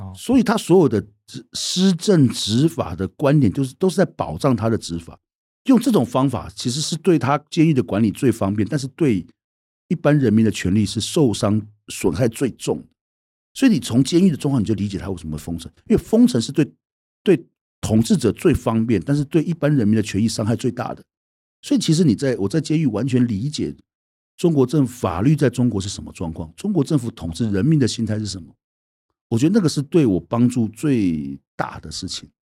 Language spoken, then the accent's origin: Chinese; Taiwan; 过去我们所受的教育，在台湾